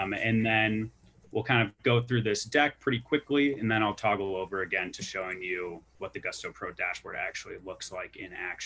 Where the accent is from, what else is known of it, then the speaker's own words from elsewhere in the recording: Milwaukee, Wisconsin, United States; moved away as an adult; also born or lived in Kansas; now in Denver, United States; I'm from Milwaukee, Wisconsin, graduated from the University of Kansas, Rock Chalk. I'm based out here in Denver.